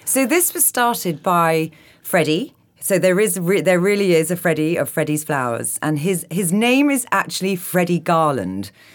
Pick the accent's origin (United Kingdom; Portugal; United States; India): United Kingdom; London; I'm a Londoner